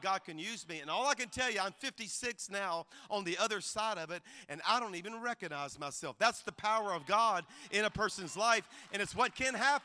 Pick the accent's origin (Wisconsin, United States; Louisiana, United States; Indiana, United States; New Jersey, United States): Louisiana, United States; South; now in Alabama, United States; I grew up in Louisiana. Our church is in Alabama, but I'm a Cajun from South Louisiana